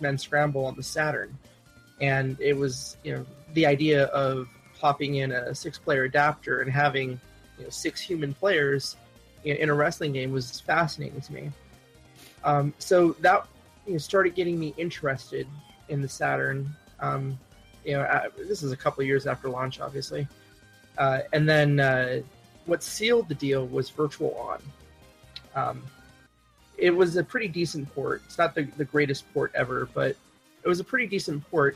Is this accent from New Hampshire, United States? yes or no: no; Hawaii, United States; I grew up in Hawaii